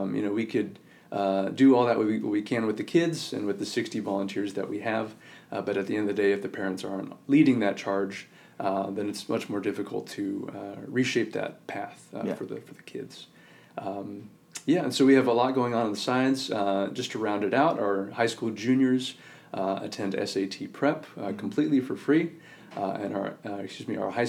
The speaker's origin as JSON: {"language": "English", "region": "Northern California", "country": "United States", "also_born_or_lived": "Irvine, California", "moved": "as an adult", "said": "I'm from Northern California, mm-hmm. and I moved away from home to go to UC Irvine"}